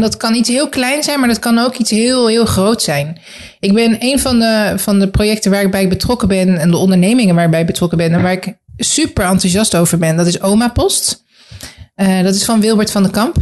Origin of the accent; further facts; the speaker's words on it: The Hague, South Holland, Netherlands; also born or lived in Groningen; now in Gouda, Netherlands; ik uit Den Haag kom